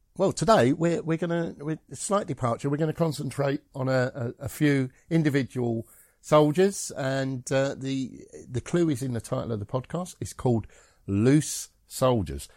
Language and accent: English; Scotland, United Kingdom; I'm Scottish